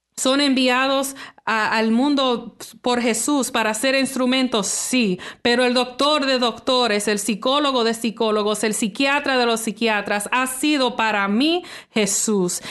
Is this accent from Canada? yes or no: yes; Toronto, Ontario, Canada; nací aquí en Toronto, Canadá, soy, soy hija de padres dominicanos